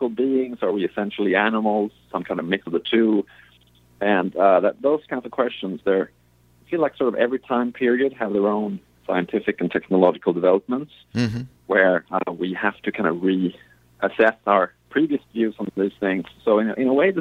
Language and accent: English; Sweden; moved away; I grew up in Sweden